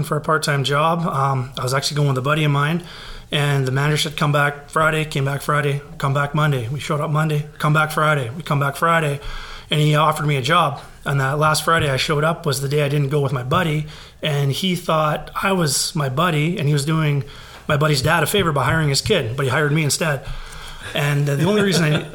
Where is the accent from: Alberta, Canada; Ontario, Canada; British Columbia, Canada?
British Columbia, Canada; Victoria; I'm born and raised in Victoria, Down Island